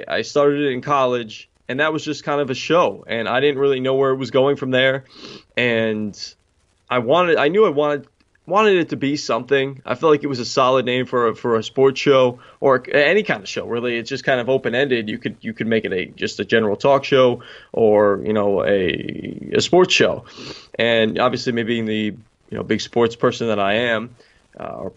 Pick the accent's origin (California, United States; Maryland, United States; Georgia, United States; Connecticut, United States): Connecticut, United States; Newtown; moved away as an adult; also born or lived in Queens, New York; now in New York, United States; I'm originally from Newtown, Connecticut, and now living out in New York in Queens